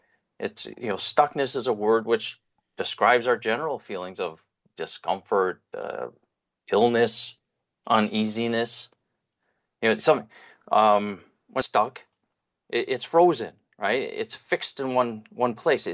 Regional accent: United States; moved away as an adult; now in Israel; I was born and raised in America

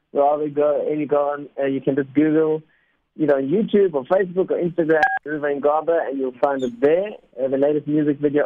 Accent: South Africa; first language Spanish; English is a second language; also born or lived in Argentina; My parents are Argentinian. I actually learned Spanish before English, even though I was born in South Africa.

